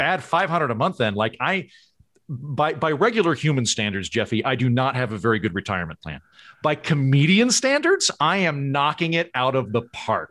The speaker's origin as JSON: {"language": "English", "region": "Oklahoma", "country": "United States", "tie": "born or raised there", "also_born_or_lived": "New York / Los Angeles", "moved": "as an adult", "lives_now": "Tulsa, United States", "said": "I grew up in Oklahoma, but I've been gone fifteen years"}